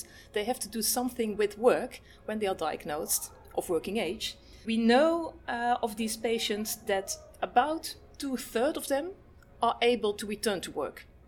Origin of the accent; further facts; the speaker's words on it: Netherlands; I'm from the Netherlands.